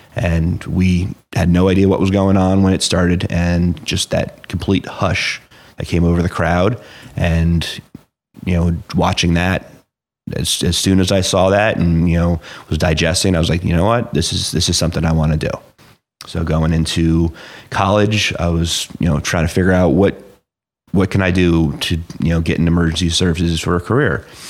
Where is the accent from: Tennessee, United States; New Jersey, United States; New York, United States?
New Jersey, United States; Clinton; also born or lived in Flemington; I grew up, you know, like I said, in Hunter N County. Um, so I was born and raised in Clinton.